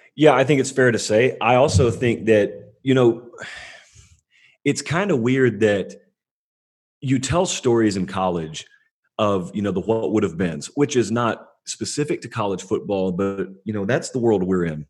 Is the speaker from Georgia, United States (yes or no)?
yes; Georgia, United States; where I grew up in Georgia, but bordering on Alabama